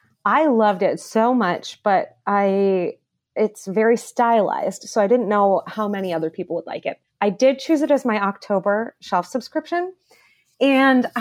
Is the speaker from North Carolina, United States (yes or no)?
no; Cleveland, Ohio, United States; I grew up in Cleveland